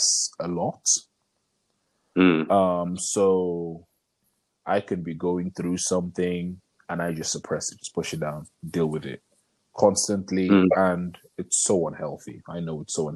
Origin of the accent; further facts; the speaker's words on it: Nigeria; being Nigerian men